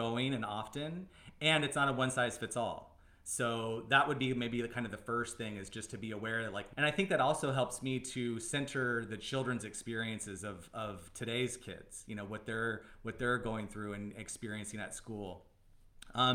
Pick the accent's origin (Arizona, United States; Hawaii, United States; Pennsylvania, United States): Arizona, United States; I'm from Arizona